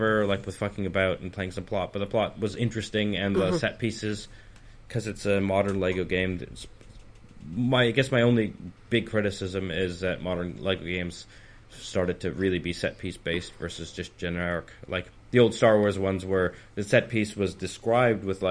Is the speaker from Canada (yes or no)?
yes; Canada; now in United Kingdom; I'm Canadian